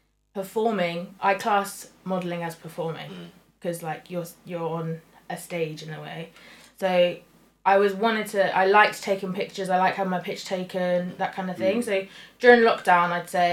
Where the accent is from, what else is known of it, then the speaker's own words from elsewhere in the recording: United Kingdom; also born or lived in London; I've been born and brought up in this country. Mm. So nationality is British